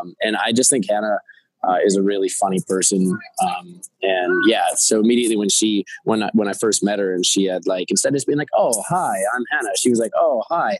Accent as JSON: {"language": "English", "town": "New York City", "region": "New York", "country": "United States", "said": "as a New Yorker and studying acting here"}